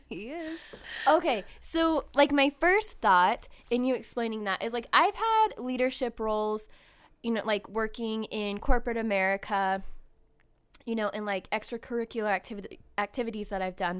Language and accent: English; Ventura, California, United States; I was born in Ventura